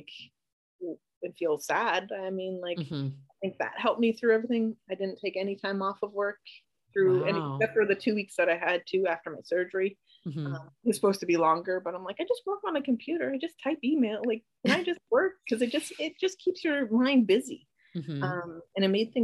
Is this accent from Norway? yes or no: no; Canada; now in United States; I'm Canadian. My whole family's up in Canada